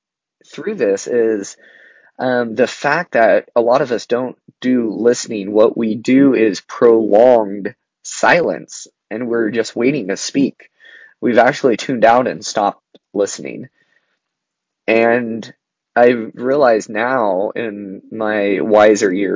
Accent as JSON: {"language": "English", "region": "Southern Oregon", "country": "United States", "tie": "born or raised there", "said": "I grew up in Southern Oregon, and I went to college in Northern Oregon."}